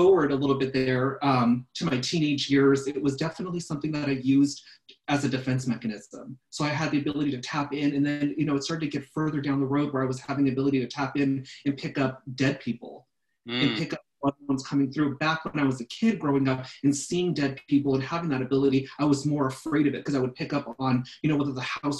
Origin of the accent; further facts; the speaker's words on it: Simi Valley, California, United States; I grew up in Simi, and I'm old. I grew up in the early 80s